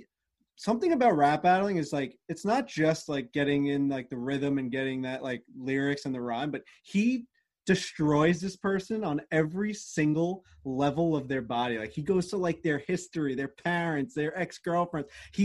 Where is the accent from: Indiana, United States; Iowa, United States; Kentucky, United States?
Iowa, United States; I'm from Iowa.